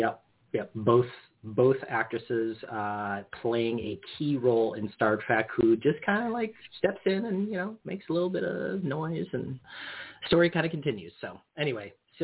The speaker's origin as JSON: {"language": "English", "region": "Illinois", "country": "United States", "tie": "born or raised there", "said": "I grew up in Illinois"}